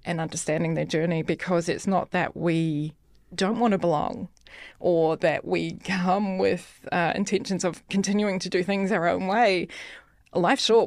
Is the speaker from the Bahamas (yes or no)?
no; New Zealand; moved away as an adult; now in Denmark; from New Zealand